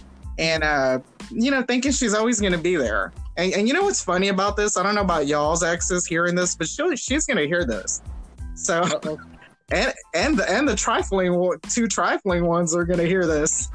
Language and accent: English; Houston, Texas, United States; I'm from Houston, but from a very affluent part of Houston